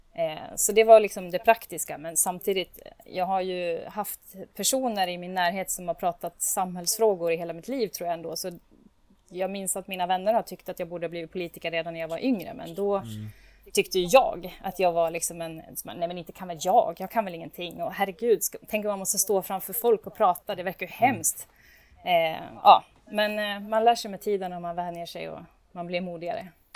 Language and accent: Swedish; Borlänge, Dalarna County, Sweden; now in Uppsala, Sweden; jag växte upp i Bålänge